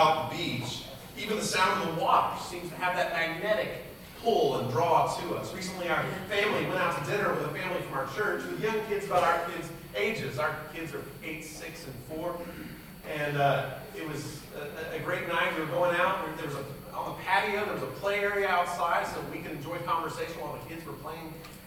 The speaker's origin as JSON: {"language": "English", "town": "San Diego", "region": "California", "country": "United States", "tie": "born or raised there", "said": "I grew up in San Diego, California."}